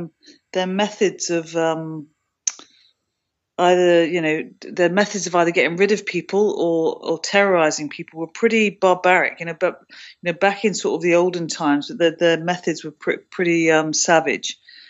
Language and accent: English; United Kingdom; That was actually quite rough and cold, which is interesting for me to say as a Brit.